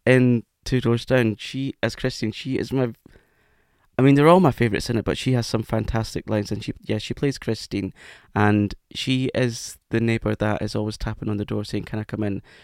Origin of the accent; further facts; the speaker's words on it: Scotland, United Kingdom; accent: Scottish; That was my Scottish accent coming out